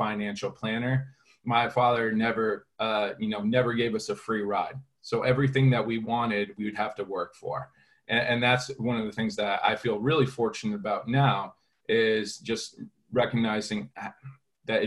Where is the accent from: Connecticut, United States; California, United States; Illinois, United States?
Connecticut, United States; growing up, you know, in Connecticut with my family